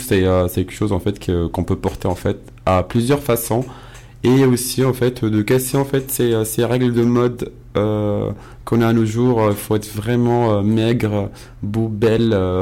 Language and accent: French; Casablanca, Casablanca-Settat, Morocco; moved away; je suis casablancais, donc Casablanca ah. d'origine